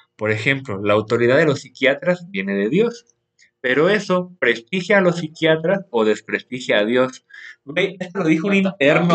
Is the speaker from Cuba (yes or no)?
no; Jalisco, Mexico; soy de Jalisco